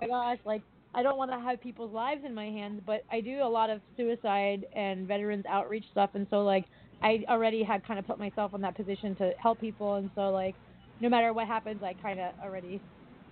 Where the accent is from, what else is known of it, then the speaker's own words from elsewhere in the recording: East Coast, United States; I come from the East Coast